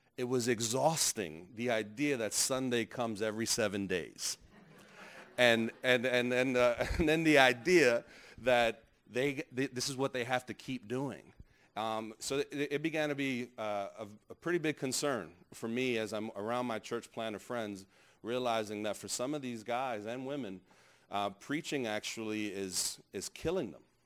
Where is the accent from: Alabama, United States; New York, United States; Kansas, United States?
New York, United States; New York City; I grew up in New York.